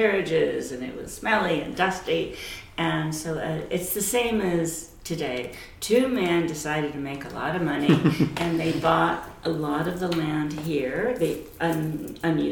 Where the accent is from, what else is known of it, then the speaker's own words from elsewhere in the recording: the Valley, California, United States; I grew up in the Valley